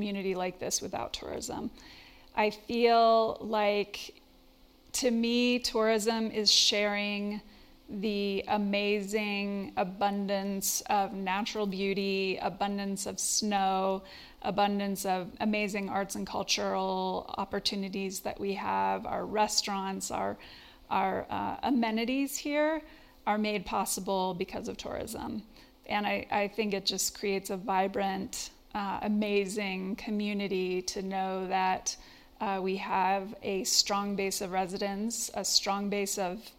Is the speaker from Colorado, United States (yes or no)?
yes; Basalt, Colorado, United States; Yes, grew up here in the valley. I grew up in Basalt, a little town down the road from here